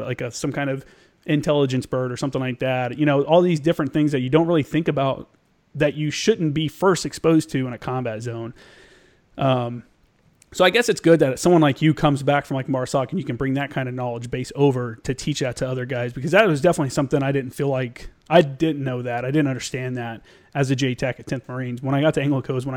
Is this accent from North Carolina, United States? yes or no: no; Indiana, United States; moved away; I'm from Indiana